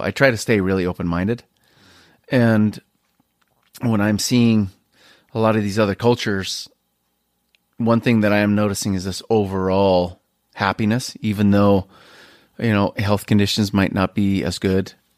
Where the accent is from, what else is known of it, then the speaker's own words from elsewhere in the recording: Spokane, Washington, United States; what I grew up with here in Spokane